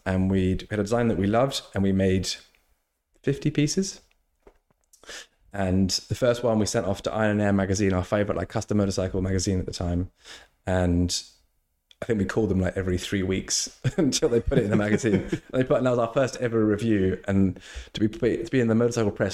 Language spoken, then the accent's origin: English; England, United Kingdom; I was born in England.